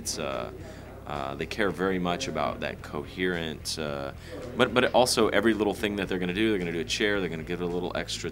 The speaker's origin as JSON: {"language": "English", "region": "Texas Gulf Coast", "country": "United States", "tie": "born or raised there", "also_born_or_lived": "Germany / France", "moved": "as an adult", "lives_now": "Austin, United States", "said": "As a poor blue-collar kid growing up on the Texas Gulf Coast, my dad worked in chemical plants"}